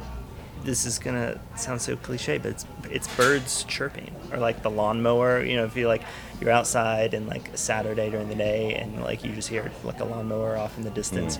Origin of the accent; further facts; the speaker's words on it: Broken Arrow, Oklahoma, United States; now in Tulsa, United States; I grew up in South Broken Arrow